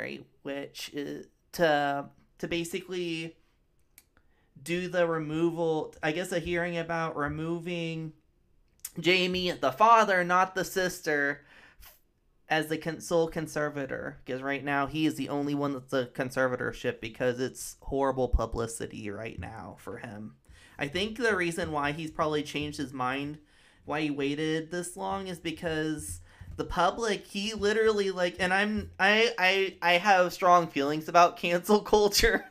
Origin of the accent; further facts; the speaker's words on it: Midwest, United States; I'm from the Midwest